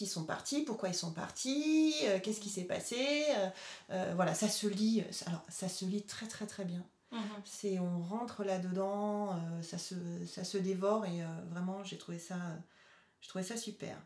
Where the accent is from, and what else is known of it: Cholet, Pays de la Loire, France; born or raised there; moved away